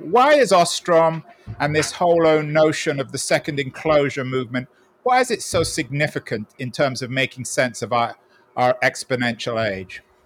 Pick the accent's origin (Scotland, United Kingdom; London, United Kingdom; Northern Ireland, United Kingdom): London, United Kingdom; now in San Francisco, United States; I'm from a very different place, Golders Green in North London